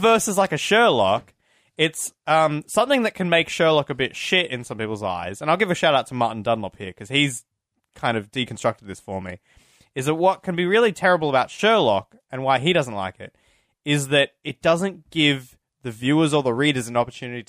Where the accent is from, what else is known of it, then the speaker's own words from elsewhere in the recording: Australia; Because we're Australian.